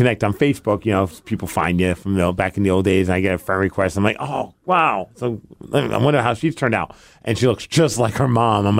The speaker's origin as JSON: {"language": "English", "town": "New York City", "region": "New York", "country": "United States", "said": "I'm from Brooklyn, yo."}